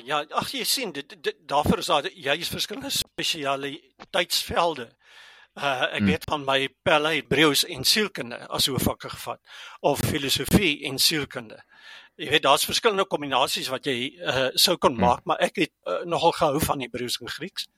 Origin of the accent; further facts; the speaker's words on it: Germiston, Gauteng, South Africa; first language Afrikaans; moved away as an adult; also born or lived in Stellenbosch / Pretoria (Centurion); now in Centurion, South Africa; ek het groot geword in Germiston aan die Oosrand, maar toe is ek Stellenbosch toe.